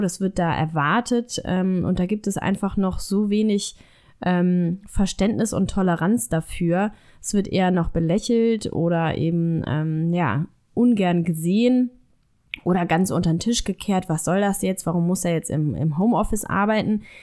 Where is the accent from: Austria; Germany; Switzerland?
Germany; bei uns in Deutschland